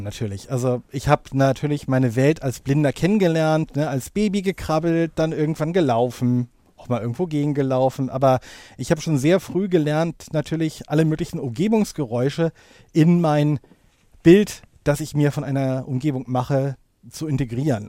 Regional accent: Hamburg, Germany; also born or lived in Lower Saxony; ich komme gebürtig aus Niedersachsen, also auf jeden Fall norddeutsch, aber wohne jetzt schon im Grunde seit Beginn meiner Schulzeit in Hamburg

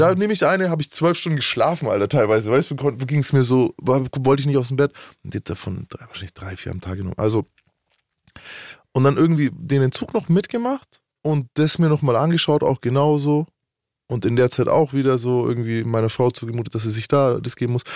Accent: Nuremberg, Bavaria, Germany; Bei uns in Nürnberg

